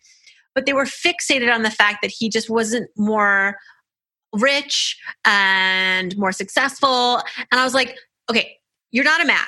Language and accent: English; Nigeria; I'm Nigerian culturally.